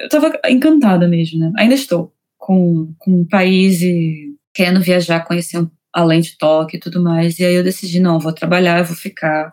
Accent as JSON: {"language": "Portuguese", "region": "Rio de Janeiro", "country": "Brazil", "moved": "as an adult", "lives_now": "Tokyo, Japan", "said": "Eu sou do Rio de Janeiro, mas eu atualmente moro aqui em Tóquio há quase três anos agora"}